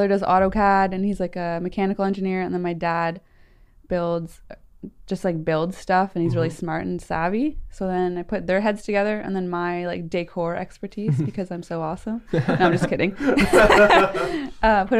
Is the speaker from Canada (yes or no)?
yes; Kingston, Ontario, Canada; I'm from Ontario, Canada, Ontario. Kingston